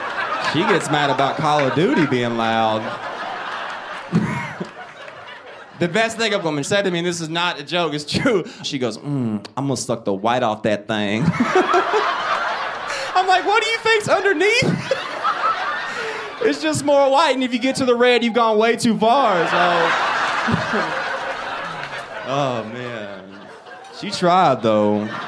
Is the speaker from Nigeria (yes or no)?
no; the South, United States; It's funny because I'm from the South, so everyone assumes I'm my grandpa all the time.